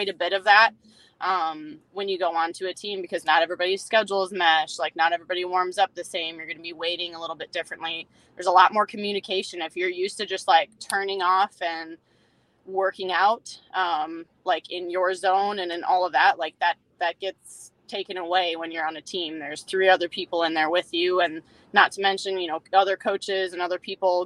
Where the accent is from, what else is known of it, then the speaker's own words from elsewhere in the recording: Minnesota, United States; I grew up in Minnesota and my dad was an avid fisherman